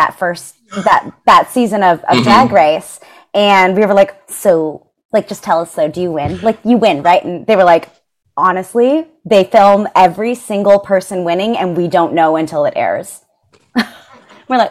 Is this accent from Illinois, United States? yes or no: no; Seattle, Washington, United States; I grew up in Seattle